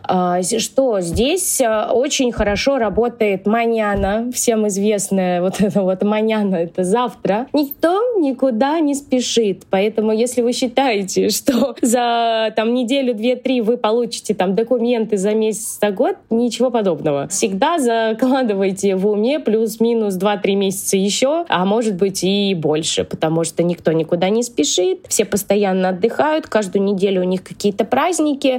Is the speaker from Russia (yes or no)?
yes; Russia; moved away as an adult; now in Argentina; я родилась в России